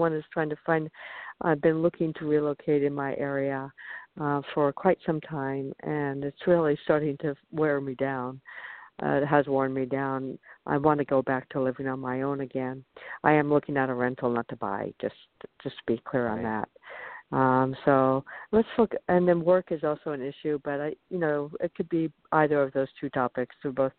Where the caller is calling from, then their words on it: Arizona, United States; I'm calling from Arizona.